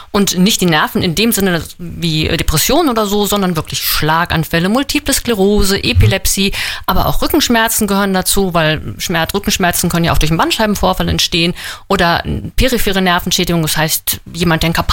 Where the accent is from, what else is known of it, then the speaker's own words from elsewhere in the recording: Northern Germany, Germany; Äh, nein, ich komme aus Norddeutschland.